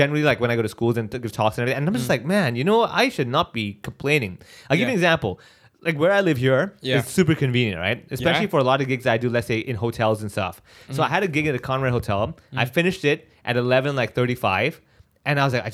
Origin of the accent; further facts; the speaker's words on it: Sindh, Pakistan; now in Hong Kong; I'm Sindhi and I'm from Sindh, which used to be basically India, but now it's Pakistan